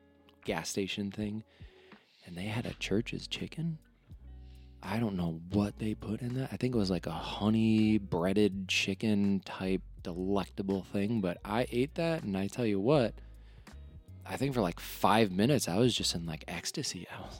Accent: Wisconsin, United States; moved away as an adult; also born or lived in Arizona; now in Georgia, United States; So I'm originally from Wisconsin. In 2019, I got a job at Ping, the golf company in Arizona. So I moved to Arizona. And then in 2020, November, I bought my house here in Georgia.

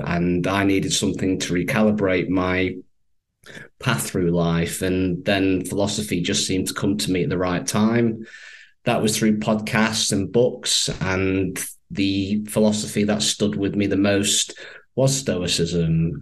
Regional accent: Manchester, North West England, United Kingdom; accent: northern twang; I'm based in the UK, from Manchester. What we would say over here is they've got quite a lovely northern twang. And I grew up here all my life

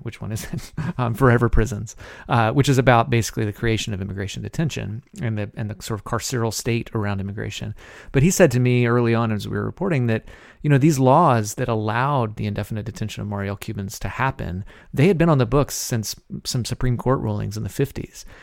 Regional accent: Alabama, United States; I'm a white Southerner. I'm from the South, from Alabama, many generations

